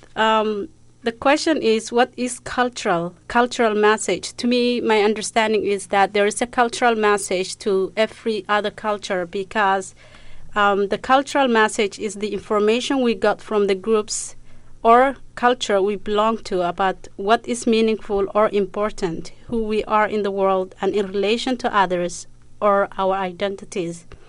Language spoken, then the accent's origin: English; Somalia; moved away; I'm from East Africa, Somalia